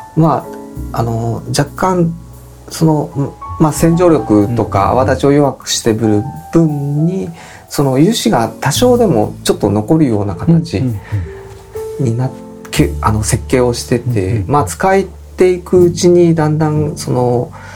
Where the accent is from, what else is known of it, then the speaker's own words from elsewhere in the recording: Fujisawa, Kanagawa, Japan; also born or lived in Zushi; もともと自分は藤沢の人間が